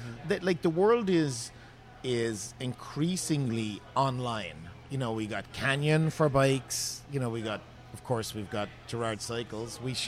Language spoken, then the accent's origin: English; Ireland; now in Seattle, United States; I'm Irish. I'm really a Guinness man.